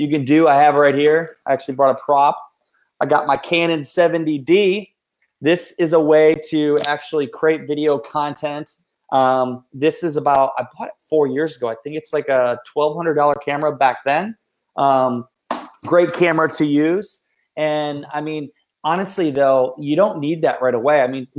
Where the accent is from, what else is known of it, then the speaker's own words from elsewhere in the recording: Iowa, United States; we're related, obviously, because we're from Iowa